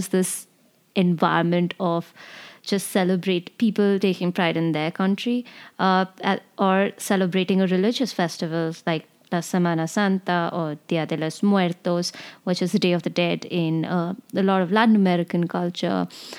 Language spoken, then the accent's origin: English; India; Something to me that really stuck out growing up in the Indian Army was just how hierarchical the Indian Army is, right?